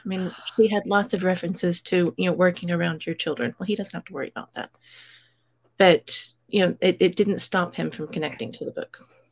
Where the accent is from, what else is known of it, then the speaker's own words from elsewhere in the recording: United States; moved away as an adult; now in United Kingdom; I grew up in the States. I live in the U K